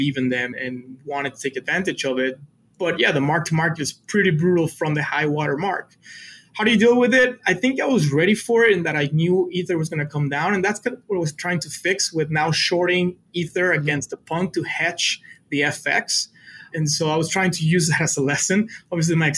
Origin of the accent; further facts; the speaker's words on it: Matamoros, Tamaulipas, Mexico; English is a second language; moved away as an adult; also born or lived in Mexico City / San Antonio, Texas; I was born in Mexico City, but I grew up on a border town called Matamoros, which is across from Brownsville, Texas